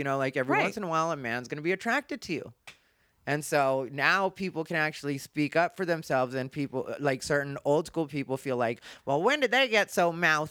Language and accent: English; United States; but like, that's what we used to identify as, but I'm Mexican American.